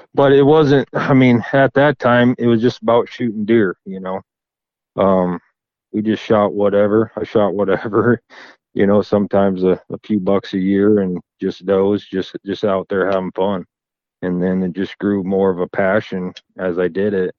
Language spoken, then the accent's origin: English; Florida, United States; now in Michigan, United States; I'm originally from Florida, and um, we always, you know, dad grew we grew up hunting